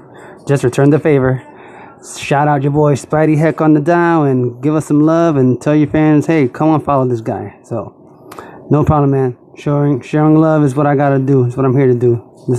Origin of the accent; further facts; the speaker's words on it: New York City, New York, United States; So, I'm from Brooklyn, so that's how we do it.